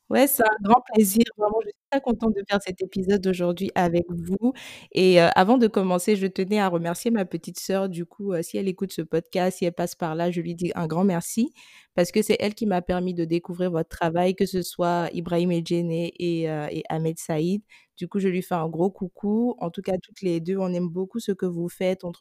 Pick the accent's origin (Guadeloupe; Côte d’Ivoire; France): Côte d’Ivoire; notre culture en tant qu'ivoirien